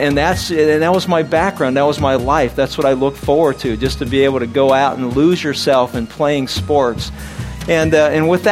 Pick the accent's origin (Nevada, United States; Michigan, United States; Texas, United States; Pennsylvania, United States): Pennsylvania, United States; Pittsburgh; I was born and raised in Pittsburgh, Pennsylvania